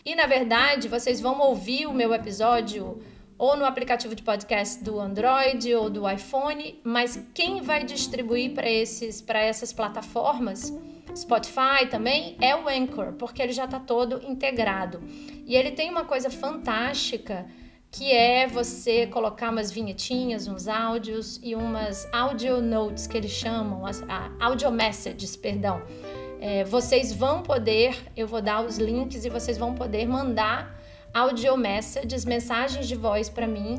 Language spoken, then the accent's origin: Portuguese; São Luís, Maranhão, Brazil; moved away; also born or lived in Rio de Janeiro; lá em São Luís, no Maranhão, que é onde eu nasci, onde estava a minha família